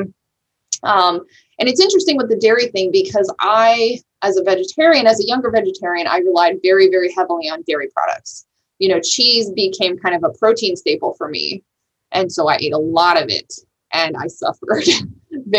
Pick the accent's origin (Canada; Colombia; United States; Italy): Italy; moved away; I grew up in Italy